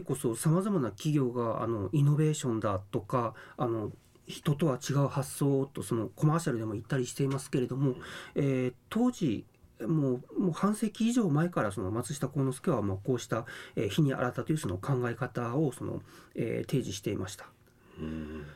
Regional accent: Okayama, Japan; now in Okinawa, Japan; 出身は岡山県です

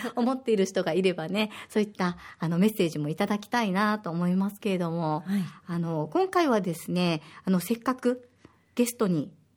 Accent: Osaka, Japan; now in Okinawa, Japan; 大阪出身

